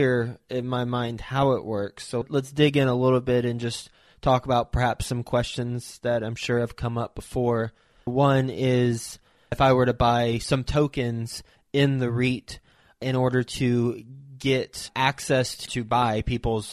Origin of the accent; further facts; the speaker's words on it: Flint, Michigan, United States; I was born in Flint, Michigan